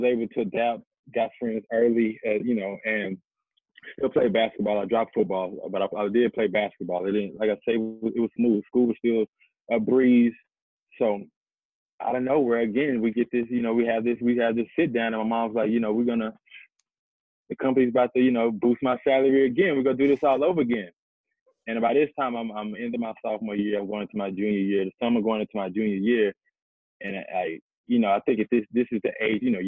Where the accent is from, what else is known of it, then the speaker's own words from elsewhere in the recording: Pittsburgh, Texas, United States; I'm originally from Pittsburgh, Texas